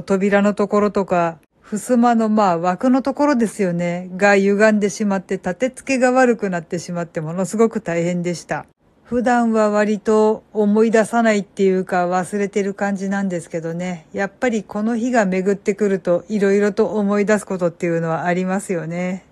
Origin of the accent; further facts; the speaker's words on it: Kansai, Japan; moved away; 私はもともと関西人で、その日その時間は当然実家で寝てたわけなんですけど